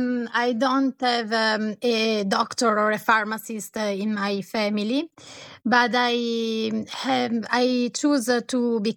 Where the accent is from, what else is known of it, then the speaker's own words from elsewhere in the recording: Colico, Lombardy, Italy; born there; English is a second language; I was born in Italy, in Colico. That is a place on the Como Lake.